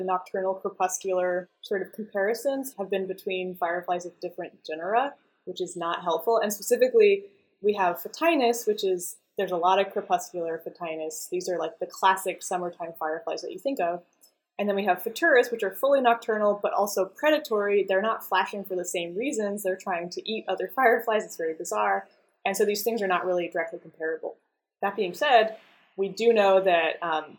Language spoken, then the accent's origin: English; Idaho, United States; moved away as an adult; also born or lived in Boston; I grew up in Idaho